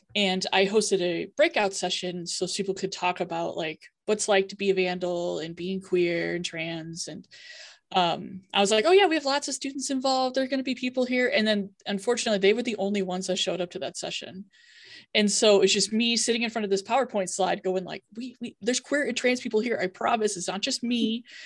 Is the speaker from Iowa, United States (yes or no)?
yes; Iowa, United States; moved away as an adult; also born or lived in Minnesota; now in Moscow, Idaho, United States; i'm a transplant uh, to idaho i am not from here i'm originally from um, iowa